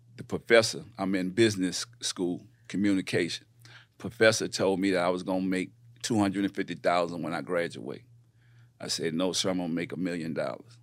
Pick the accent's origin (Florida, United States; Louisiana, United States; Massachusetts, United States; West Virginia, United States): Louisiana, United States; New Orleans; moved away as an adult; also born or lived in Richmond, California / Houston; I come from New Orleans, uh, born and raised